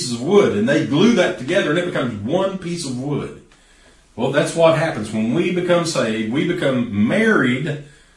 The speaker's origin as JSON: {"language": "English", "region": "East Tennessee", "country": "United States", "said": "here in East Tennessee. We're a lot like that. We're stubborn people"}